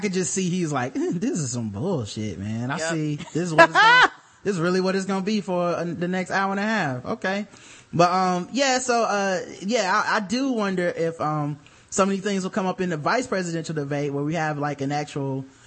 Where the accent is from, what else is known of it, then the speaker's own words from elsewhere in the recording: the South, United States; accent: southern; my southern accent